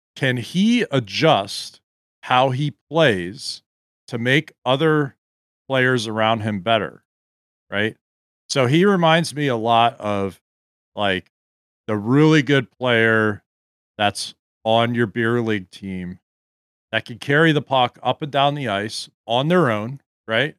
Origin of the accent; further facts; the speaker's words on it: Gaithersburg, Maryland, United States; I grew up in Gaithersburg